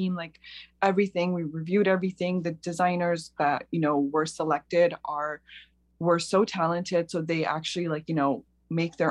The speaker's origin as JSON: {"language": "English", "town": "Toronto", "region": "Ontario", "country": "Canada", "tie": "born or raised there", "moved": "as an adult", "lives_now": "Cleveland, United States", "said": "I've been working in the Toronto fashion industry"}